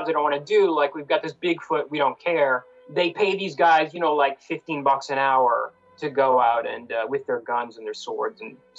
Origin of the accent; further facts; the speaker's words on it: Canada; also born or lived in India; I'm an Indian-born Canadian.